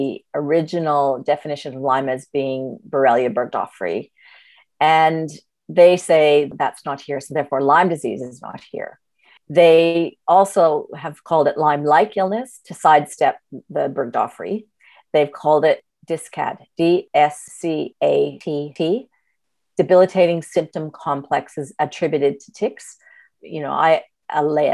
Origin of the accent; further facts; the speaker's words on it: Canada; moved away as an adult; now in Australia; I'm Canadian born, but I've been in Australia for 4 years